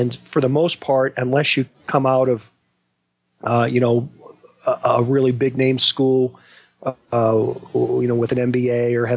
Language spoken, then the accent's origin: English; Western Pennsylvania, United States; I grew up in Western Pennsylvania